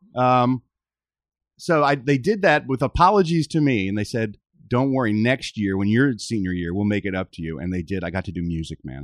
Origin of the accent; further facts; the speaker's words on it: Philadelphia, Pennsylvania, United States; Philadelphia, yeah, my hometown